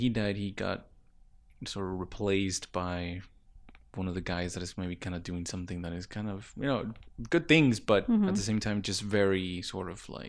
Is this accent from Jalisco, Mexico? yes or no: no; Ciudad Juárez, Chihuahua, Mexico; also born or lived in El Paso, United States; Yeah, yeah. I grew up in Juárez and El Paso. I think ever since I was like from like 5